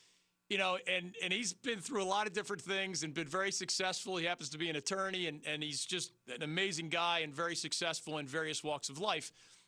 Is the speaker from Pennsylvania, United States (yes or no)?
yes; Philadelphia, Pennsylvania, United States; I got a lot of Stephen A. Smith growing up in Philadelphia.